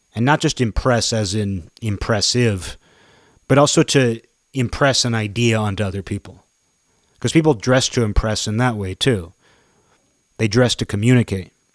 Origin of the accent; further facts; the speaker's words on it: United States; me being four generations in, just knowing myself as an American